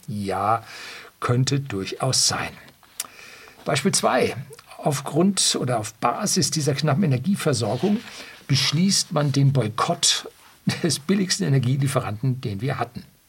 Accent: Germany; bei uns in Deutschland

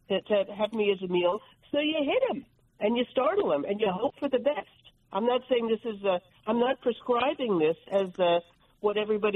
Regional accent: New Jersey, United States; I'm from New Jersey

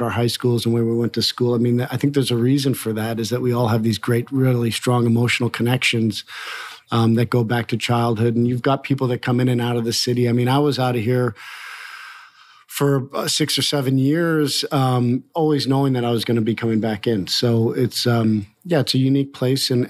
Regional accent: Montreal, Quebec, Canada; now in Louisville, United States; I moved to Montreal, and I turned five in Montreal. Yeah, and I grew up there.

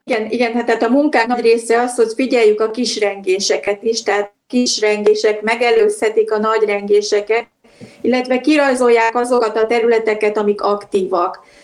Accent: Budapest, Hungary; de budapesti vagyok

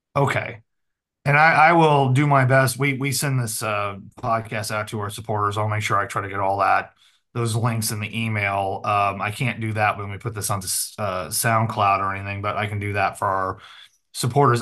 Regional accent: the Ozarks, United States; I'm a hick from the Ozarks

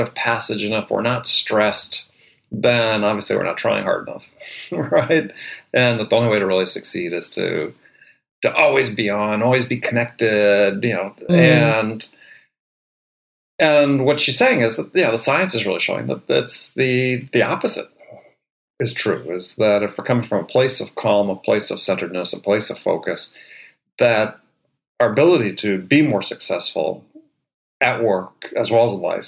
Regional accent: California, United States; now in New York City, United States; I'm mostly from California, but been in New York long enough now

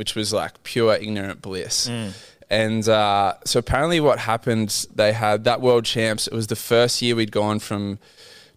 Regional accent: Port Macquarie, New South Wales, Australia; born and raised in Port Macquarie, had a very humble, quiet upbringing.

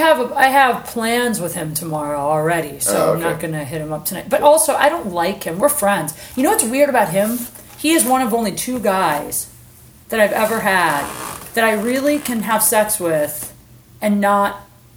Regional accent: Ohio, United States; I'm from Ohio.

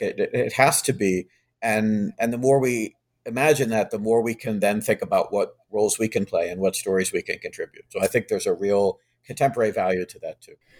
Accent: Charlottesville, Virginia, United States; now in Massachusetts, United States; I grew up in Charlottesville

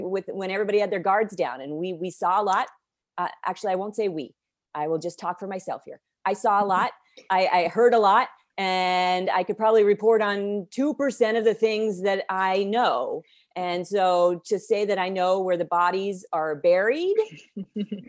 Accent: Las Vegas, Nevada, United States; moved away as an adult; also born or lived in Philadelphia / North Carolina; I grew up in Las Vegas

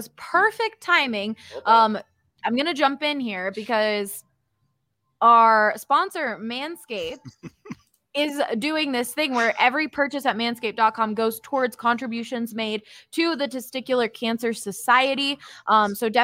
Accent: Philadelphia, Pennsylvania, United States; moved away; I am from Philadelphia

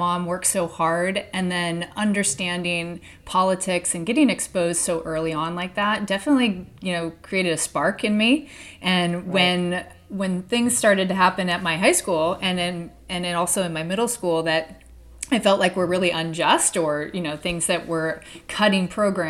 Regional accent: Anchorage, Alaska, United States; growing up in Anchorage, Alaska, which was, you know, a pretty remote place back in the early 80s growing up here.

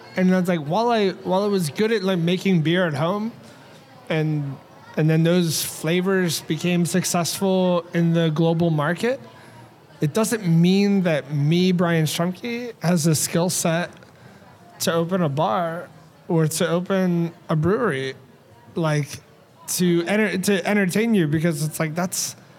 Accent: United States; as an American

